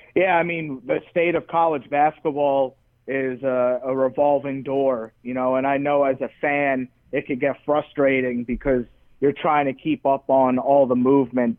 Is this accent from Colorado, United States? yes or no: no; New York, United States; moved away; also born or lived in Nebraska; friends of mine in New York that I grew up